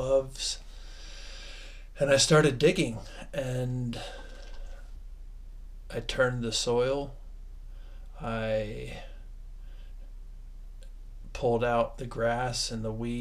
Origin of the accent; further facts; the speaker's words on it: Ohio, United States; I was raised in Ohio